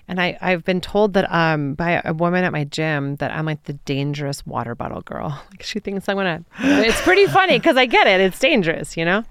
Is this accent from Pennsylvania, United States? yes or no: no; Troy, Michigan, United States; moved away as an adult; also born or lived in Ann Arbor, Michigan / New York City; now in Denver, United States; I grew up in Troy, Michigan.